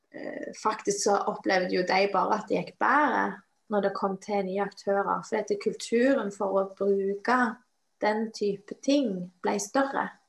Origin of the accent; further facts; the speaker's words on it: Western Norway, Norway; moved away; jeg kommer fra Vestlandet